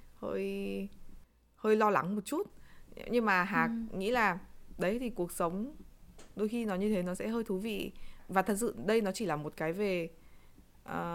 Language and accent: Vietnamese; Vietnam; chúng mình là người Việt Nam